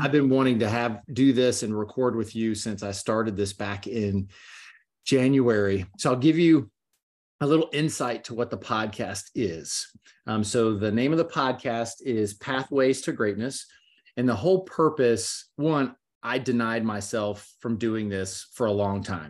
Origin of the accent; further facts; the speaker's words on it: Gainesville, Florida, United States; now in Orlando, United States; I grew up in Gainesville, Florida